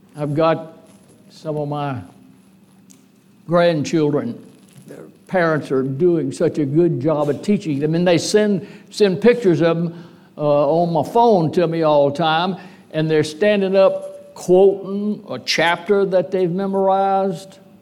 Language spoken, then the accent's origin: English; DeQuincy, Louisiana, United States; also born or lived in Lake Charles, Louisiana; De Quincy, my hometown congregation, been a member of it a long time